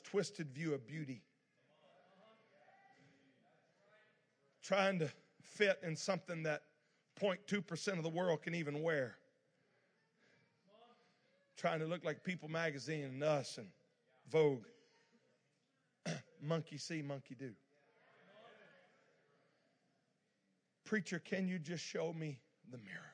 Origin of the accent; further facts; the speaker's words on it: South Louisiana, United States; now in California, United States; I was just in South Louisiana. That's where I grew up. I know you thought I was from Manhattan by my accent